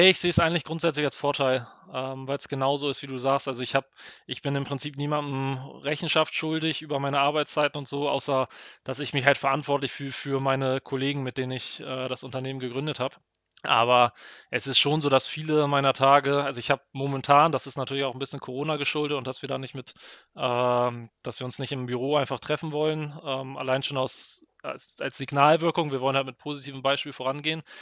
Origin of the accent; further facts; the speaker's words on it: Hamburg, Germany; Das eine ist ähm, Ironman Hamburg, also jetzt hier in meiner Heimatstadt.